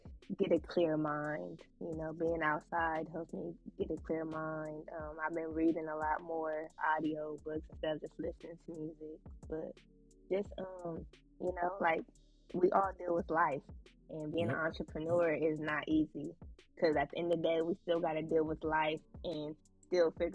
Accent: Central Valley, California, United States; moved away as an adult; also born or lived in San Francisco Bay Area; now in Los Angeles, United States; the Central Valley raised me, you know, I was born in the Bay, but since, you know, the Valley raised me

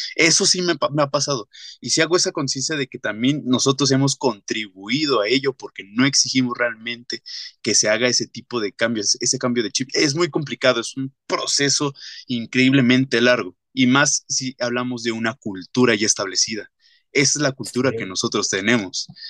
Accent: Mexico; como sociedad y más siendo la mexicana

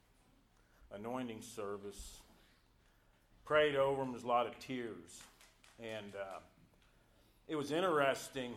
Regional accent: South Carolina, United States; I'm from South Carolina.

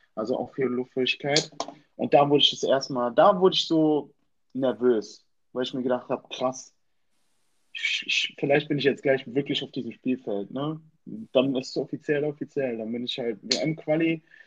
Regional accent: Germany; Ich komme aus Deutschland

